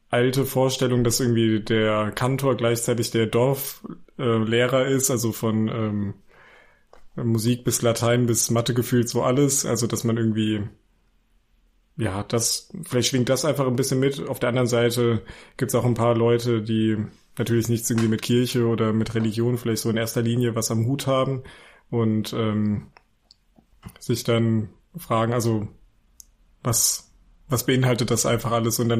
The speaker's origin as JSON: {"language": "German", "town": "Weilburg", "region": "Hesse", "country": "Germany", "tie": "born there", "lives_now": "Leipzig, Germany", "said": "ich komme gebürtig aus Hesse, also ich bin gebürtiger Hesse aus Weilburg an der Lahn."}